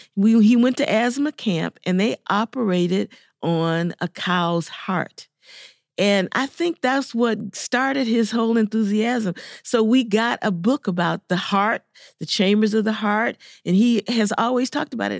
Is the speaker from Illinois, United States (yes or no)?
yes; Chicago, Illinois, United States; I grew up in Chicago, Illinois